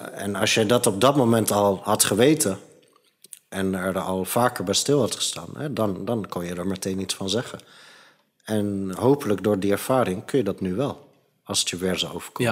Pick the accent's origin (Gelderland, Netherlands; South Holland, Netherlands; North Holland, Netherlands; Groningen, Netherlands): North Holland, Netherlands; Het Gooi; Ik ben opgegroeid in het gooi